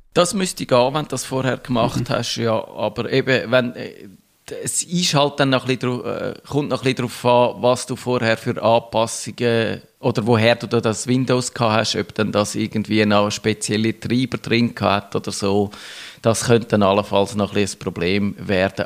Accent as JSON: {"language": "German", "country": "Switzerland", "said": "bei uns in der Schweiz"}